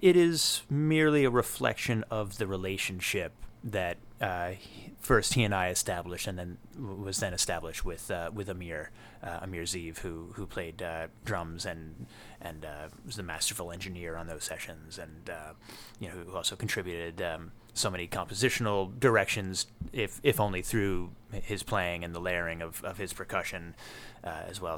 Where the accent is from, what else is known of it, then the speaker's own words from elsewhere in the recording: New York City, New York, United States; I grew up in Hell's Kitchen in the, in the eighties, and that was the entire neighborhood